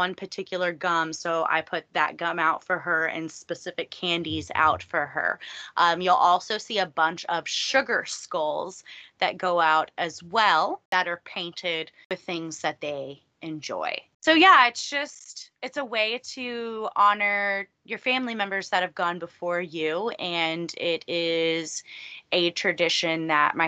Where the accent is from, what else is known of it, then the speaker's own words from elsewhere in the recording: Texas, United States; I grew up here in Texas